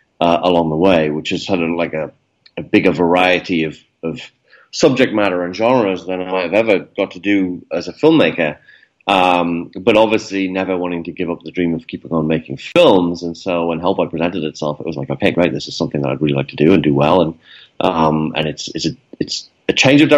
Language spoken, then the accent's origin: English; Newcastle upon Tyne, North East England, United Kingdom; growing up in Newcastle, as a kid, Newcastle is not like the centre of the film industry in the UK